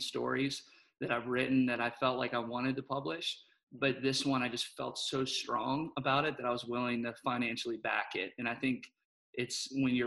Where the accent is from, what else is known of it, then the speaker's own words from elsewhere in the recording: Pittsburgh, Pennsylvania, United States; moved away; We're from Pittsburgh originally